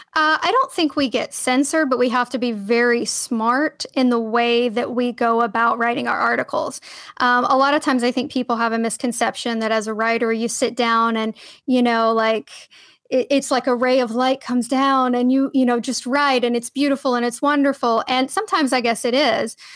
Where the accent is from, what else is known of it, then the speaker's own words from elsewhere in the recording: Cookeville, Tennessee, United States; moved away as an adult; also born or lived in Edwardsville, Illinois; I started out at, uh, Tennessee Tech University in my hometown in Cookville, Tennessee